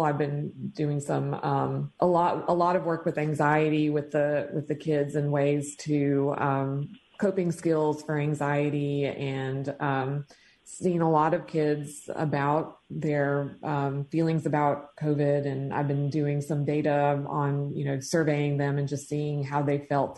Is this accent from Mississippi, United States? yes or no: yes; Tupelo, Mississippi, United States; now in Madison, United States; I'm from Tupelo, Mississippi